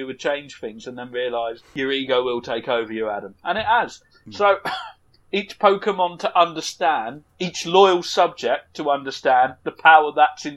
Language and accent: English; Dover, South East England, United Kingdom; initially I'm from Dover, that's where I grew up